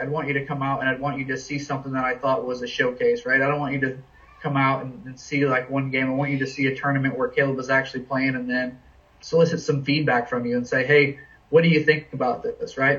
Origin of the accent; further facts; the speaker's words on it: New England, United States; now in Washington, D.C., United States; I'm kind of a New England guy. I was born in New England